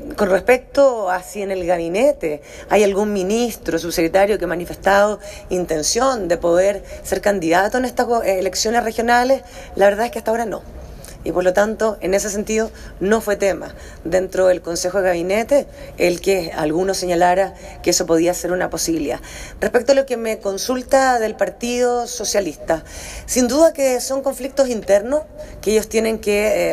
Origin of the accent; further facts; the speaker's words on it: Chile; como chilenos